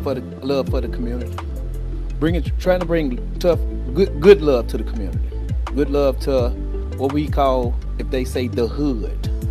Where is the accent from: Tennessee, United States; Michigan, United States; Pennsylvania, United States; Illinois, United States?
Tennessee, United States; Memphis; I was born and raised in Memphis